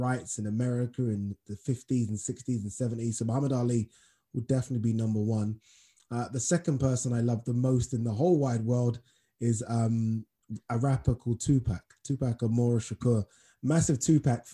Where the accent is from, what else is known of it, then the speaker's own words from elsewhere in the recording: Nigeria; Being Nigerian myself